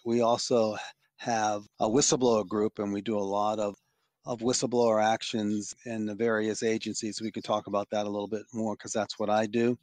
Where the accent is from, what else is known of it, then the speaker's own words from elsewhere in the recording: Washington, District of Columbia, United States; also born or lived in Providence, Rhode Island / Philadelphia, Pennsylvania; I was born in Washington, D C, where I am right now. I'm a native Washingtonian